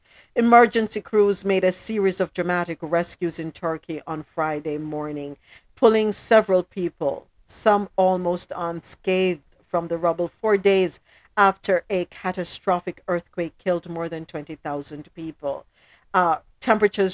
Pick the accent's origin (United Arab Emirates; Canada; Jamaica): Jamaica; my country, my home country, Jamaica.